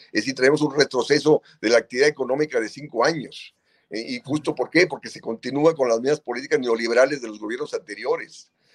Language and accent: Spanish; Mexico; en nuestro país